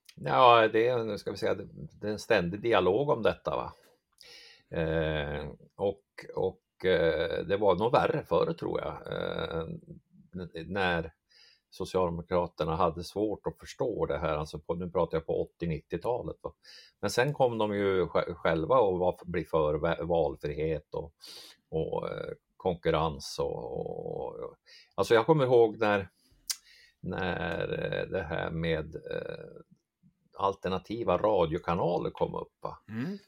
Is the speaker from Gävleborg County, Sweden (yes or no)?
yes; Hamrånge, Gävleborg County, Sweden; accent: mix of Dalarna dialect and Norrland dialect; now in Blekinge, Sweden; kommer från strax norr om Gävle, en eh, Hamrånge heter det, Hamrångefjärn eller en sån här bruksort, Norrsundet där låg där som, det är därför min dialekt är som den här, en blandning mellan dalmål och norrländska.